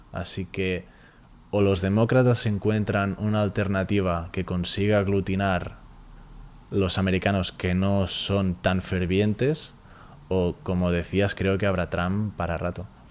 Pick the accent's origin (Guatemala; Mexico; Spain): Spain; Barcelona, Catalonia; somos de Barcelona